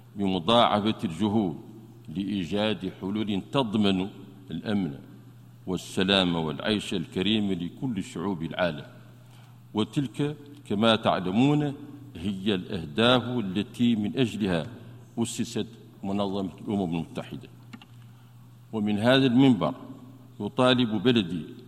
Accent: Mauritania; بلدنا موريتانيا

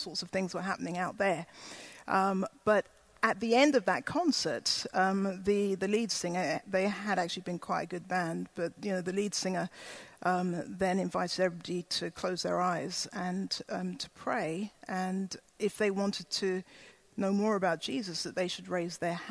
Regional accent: Ghana; I was born in Ghana in West Africa

